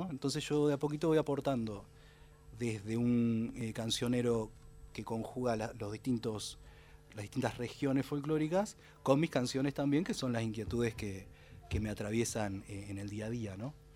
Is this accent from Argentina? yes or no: yes; Lobería, Buenos Aires Province, Argentina; also born or lived in Necochea; now in Tandil, Argentina; soy nacido en Necochea, después me crié en Lobería, que es un pueblo muy pequeño, y después me fui a vivir a Tandil, donde estoy residiendo